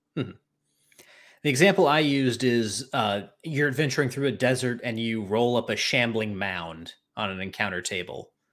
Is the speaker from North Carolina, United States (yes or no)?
yes; Charlotte, North Carolina, United States; I'm from Charlotte